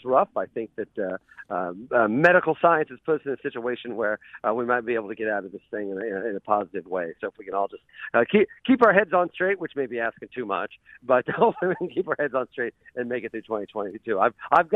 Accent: Mattoon, Illinois, United States; now in Georgia, United States; coming back to Mattoon, my hometown

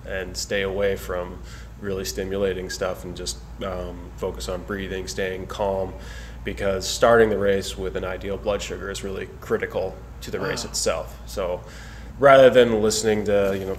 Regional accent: Andover, New Hampshire, United States; I grew up in a small town, Andover, New Hampshire, a couple thousand people

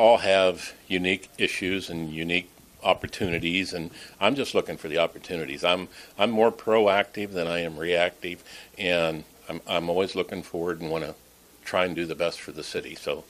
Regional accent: Dodge City, Kansas, United States; also born or lived in Denver; now in Shenandoah, United States; I've lived in a lot of different cities, big cities. Like I said, I've lived in Denver. I've lived in I grew up kind of in Dodge City, Kansas.

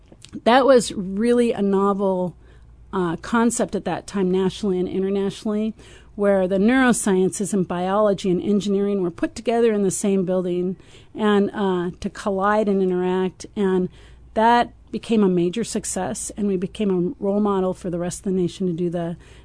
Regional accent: Everett, Washington, United States; moved away as an adult; also born or lived in Pullman, Washington / Houston, Texas; now in Champaign, United States; I grew up near Seattle in a town called Everett, Washington.

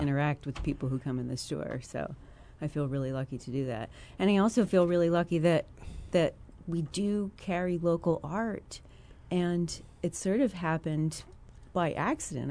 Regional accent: Chester County, Philadelphia area, Pennsylvania, United States; moved away as an adult; now in Champaign, United States; I was born and raised in, uh, Chester County

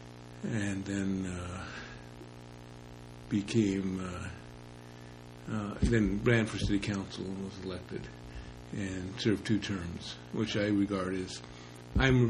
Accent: Los Angeles, California, United States; moved away as an adult; also born or lived in Sunnyvale, California / Portland, Oregon; now in Oregon, United States; I was born in Los Angeles. I grew up in East LA until I was 12, and then Silicon Valley, before it was Silicon Valley, Sunnyvale, California, until I was 18

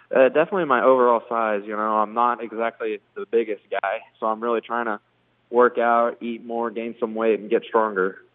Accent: Maryville, Missouri, United States; he used to coach at my hometown

